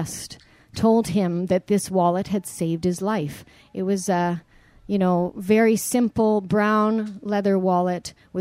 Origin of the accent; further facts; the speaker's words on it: Canada; growing up in Canada